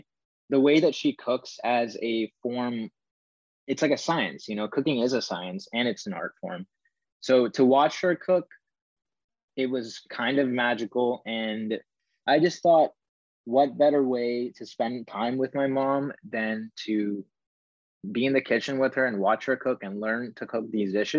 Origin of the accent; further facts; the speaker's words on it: Bay Area, California, United States; I grew up in the Bay Area